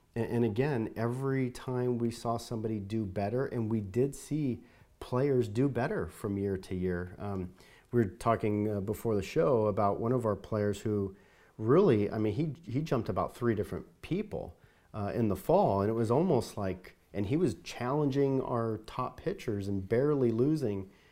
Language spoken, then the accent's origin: English; Southern California, United States; moved away; I grew up in Southern California